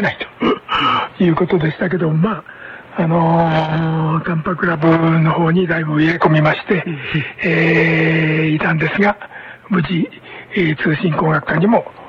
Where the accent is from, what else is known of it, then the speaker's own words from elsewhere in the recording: Mito, Ibaraki, Japan; moved away as an adult; also born or lived in Sendai, Japan; 私は生まれは茨城県の水戸なんですけども